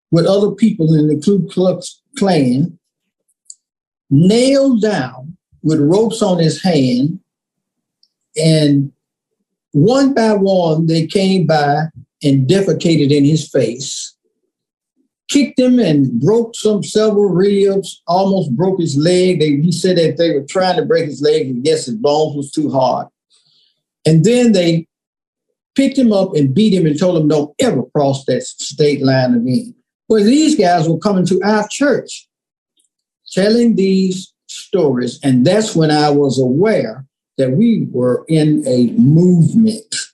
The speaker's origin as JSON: {"language": "English", "town": "Memphis", "region": "Tennessee", "country": "United States", "tie": "born or raised there", "said": "Growing up in Memphis, I grew up on the on the bluff, literally. I grew up on the bluff of the Mississippi River, literally."}